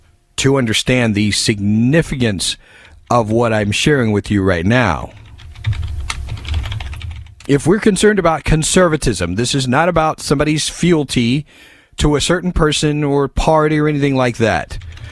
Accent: California, United States; As far as McCarthy goes, I'm from California.

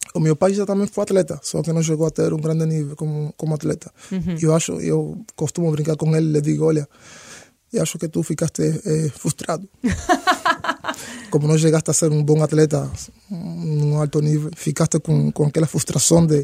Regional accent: Santiago de Cuba, Cuba; Portuguese is a second language; moved away as an adult; also born or lived in Havana, Cuba / Sweden; now in Portugal; A minha família está em Santiago, eu não sou daqui da Havana.

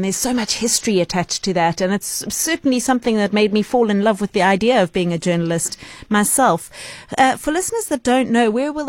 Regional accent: Johannesburg, Gauteng, South Africa; I grew up in Johannesburg

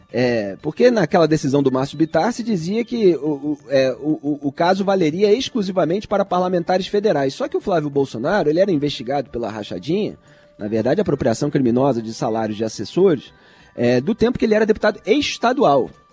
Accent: Rio de Janeiro, Brazil; now in São Paulo, Brazil; eu, como carioca em São Paulo

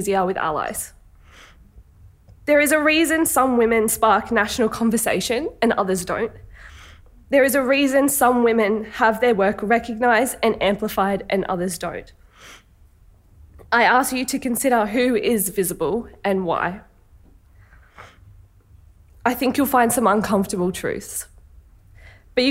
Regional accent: Sydney, New South Wales, Australia; I was born on Gadigal country

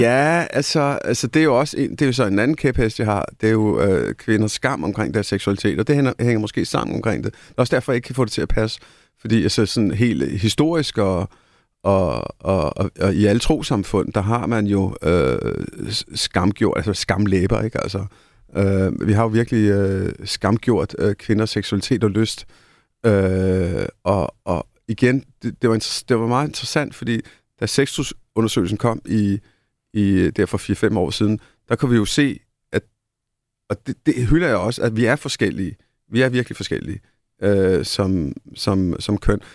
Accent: India; now in Denmark; Nu, jeg er født i Indien.

